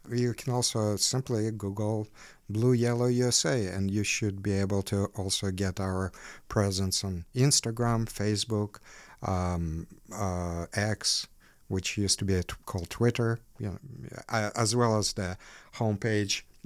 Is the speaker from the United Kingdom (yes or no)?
no; Ukraine; now in Chicago, United States; buildings where I lived while growing up in Ukraine